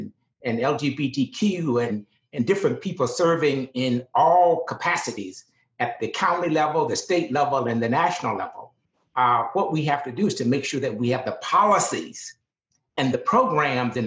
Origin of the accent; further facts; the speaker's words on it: Deep South, United States; I grew up in the Deep South at the height of segregation